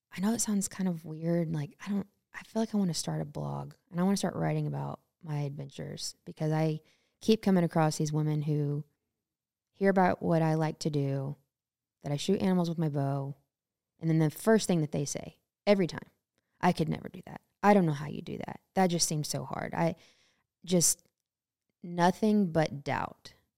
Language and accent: English; Temple, Texas, United States; now in Montana, United States; born and raised in Temple, Texas. So Central Texas, a little bit north of Austin